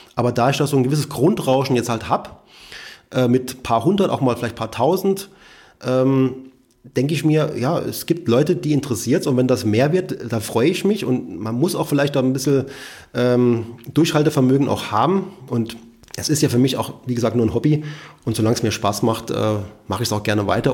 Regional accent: Saarland, Germany; also born or lived in Rhineland-Palatinate; Saarland ja, ist so meine Heimat, obwohl ich in, in, in Rheinland-Pfalz geboren worden bin und fühle mich sehr wohl hier

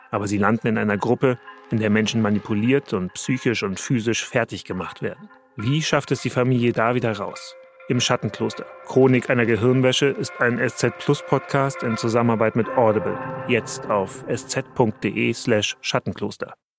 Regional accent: Hanover, Lower Saxony, Germany; Als gebürtiger Hannoveraner

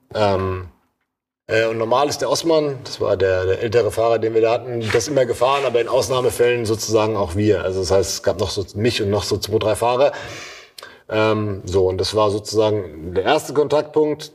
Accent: Babenhausen, Hesse, Germany; wo ich herkomme, dann weiß komischerweise oft jemand, ach Babenhausen

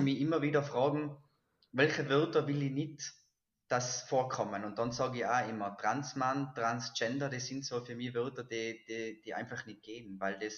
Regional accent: Silz, Tyrol, Austria; bin ich in Silz, in Silz geboren, das ist im Tiroler Oberland

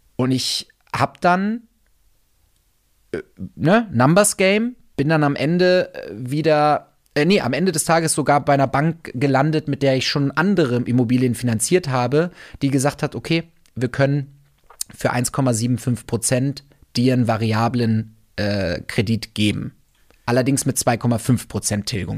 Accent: Wolfsburg, Lower Saxony, Germany; moved away; ich bin auf dem Land aufgewachsen. Ja, ich komme komm aus der aus der Autostadt aus Wolfsburg

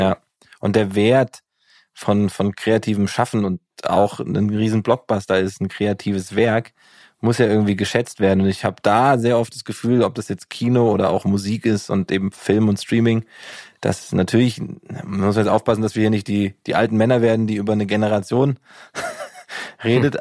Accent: Giessen, Hesse, Germany; ich komme ja aus Gießen

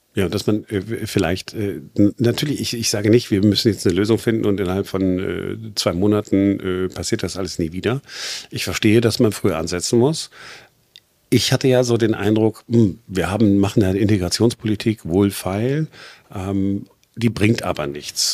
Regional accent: Duisburg, North Rhine-Westphalia, Germany; now in Berlin, Germany; Ich bin 1970 geboren in Duisburg

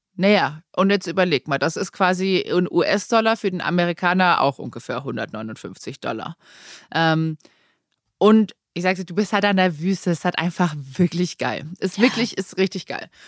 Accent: Germany; bei uns in Deutschland

